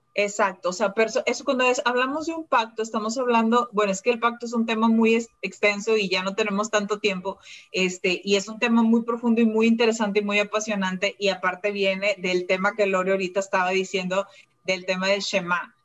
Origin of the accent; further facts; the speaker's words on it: Mexico; moved away as an adult; now in Malaysia; yo soy mexicana, me vine a vivir a Malasia